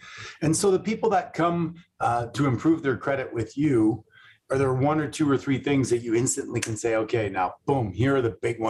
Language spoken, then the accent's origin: English; Canada; now in United States; I'm a Canadian living in America